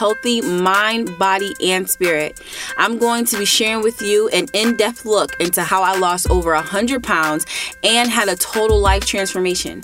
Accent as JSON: {"language": "English", "town": "Ypsilanti", "region": "Michigan", "country": "United States", "tie": "born or raised there", "said": "I grew up in Ypsilanti, Michigan"}